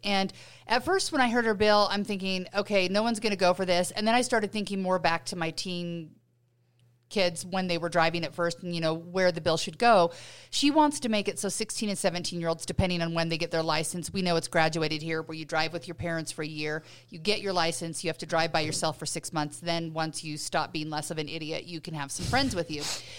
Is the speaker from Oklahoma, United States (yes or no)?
no; Utah, United States; When I grew up here in Utah, you just got your driver's license